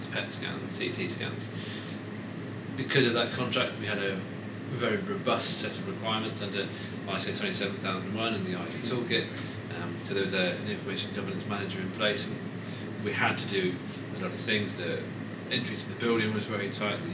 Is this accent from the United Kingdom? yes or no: yes; Stratford-upon-Avon, West Midlands, United Kingdom; I was born in Stratford-upon-Avon, so Shakespeare country.